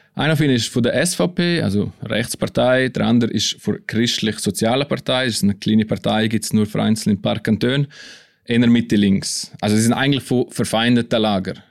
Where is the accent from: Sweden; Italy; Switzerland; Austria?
Switzerland; Graubünden; Also als Bündner habe ich da ein bisschen Heimatgefühl gekriegt